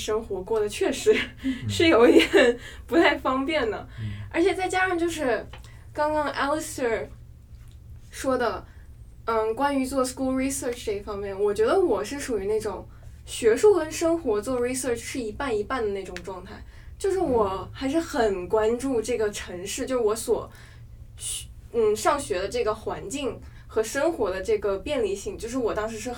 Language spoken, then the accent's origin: Chinese; Wuhan, Hubei, China; moved away as an adult; now in Boston, United States; 我是准大二的学生，在波士顿读本科，来自湖北武汉。